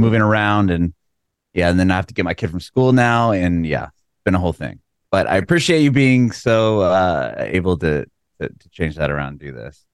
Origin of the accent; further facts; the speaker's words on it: San Diego, California, United States; moved away as an adult; now in Nashville, United States; I'm from San Diego